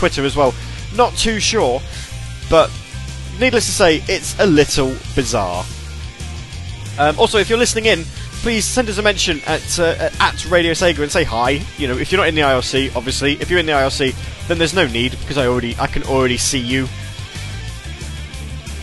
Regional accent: England, United Kingdom; being English

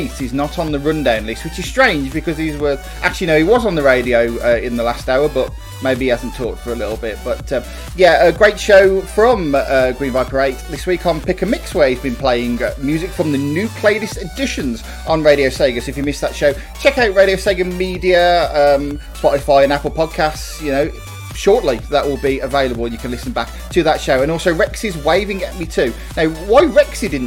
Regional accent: United Kingdom; us Brits

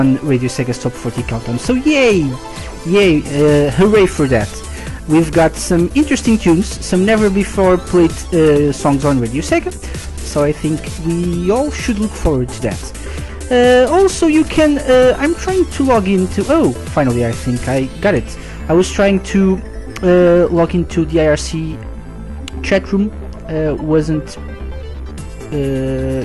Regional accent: Portugal; I'm live from Portugal.

